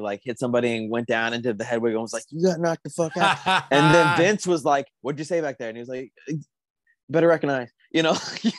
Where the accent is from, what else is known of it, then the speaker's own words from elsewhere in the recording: Tucson, Arizona, United States; My hometown is Tucson, Arizona.